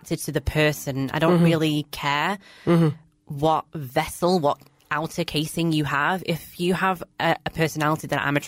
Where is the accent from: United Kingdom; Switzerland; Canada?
United Kingdom; Blackburn, North West England; I grew up in Blackburn, which is a small-ish town, predominantly Asian